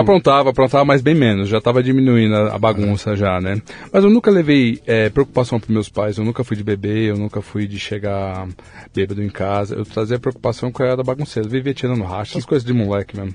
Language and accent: Portuguese; São Paulo, Brazil; Eu sou de São Paulo, né? E nasci há 44 anos